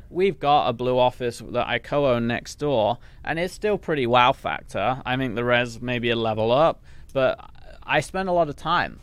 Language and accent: English; England, United Kingdom; accent: English; moved away; I came from England where obviously, s, you know, that's the accent